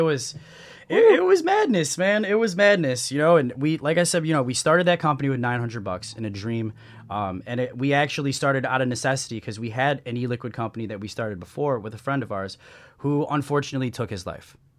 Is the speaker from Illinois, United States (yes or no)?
yes; Chicago, Illinois, United States; now in San Diego, United States; I'm from the Midwest, from the Chicagoland area.